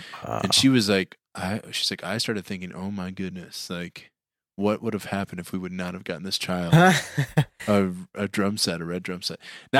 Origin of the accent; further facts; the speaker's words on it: Hebron, Indiana, United States; also born or lived in Plymouth, Indiana; I was born in Plymouth, Indiana.